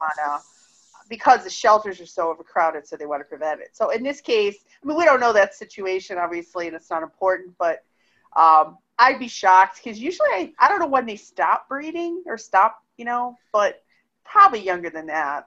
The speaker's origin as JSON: {"language": "English", "town": "Cleveland", "region": "Ohio", "country": "United States", "tie": "born or raised there", "moved": "yes", "said": "I grew up in Cleveland."}